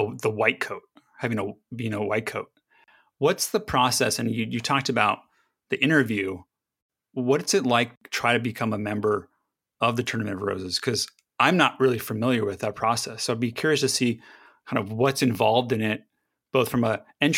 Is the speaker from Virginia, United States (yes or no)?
no; Los Angeles, California, United States; Growing up in Southern California, I grew up in Los Angeles